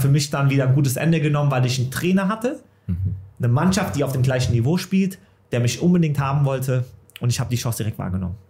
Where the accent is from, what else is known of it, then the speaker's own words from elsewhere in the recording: Offenbach am Main, Hesse, Germany; Es ist meine Heimat, ich bin in Offenbach geboren, meine Familie, Freunde sind hier.